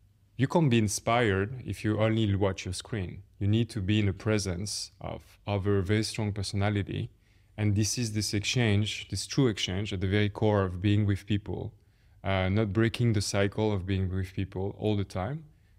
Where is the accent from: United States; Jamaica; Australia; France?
France; English is a second language; moved away as an adult; also born or lived in Paris; now in London, United Kingdom; I grew up in France. I have a talent for math, so I ended up doing an engineering school. I work in Paris.